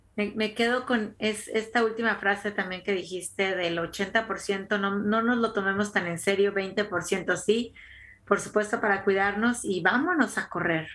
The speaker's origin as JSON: {"language": "Spanish", "town": "Tampico", "region": "Tamaulipas", "country": "Mexico", "moved": "as an adult", "lives_now": "United States", "said": "también soy de Tampico"}